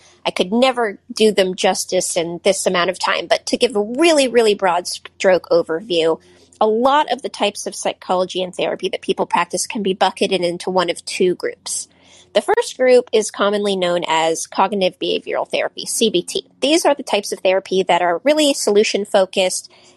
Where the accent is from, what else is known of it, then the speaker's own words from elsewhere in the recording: Silicon Valley, California, United States; I grew up in Silicon Valley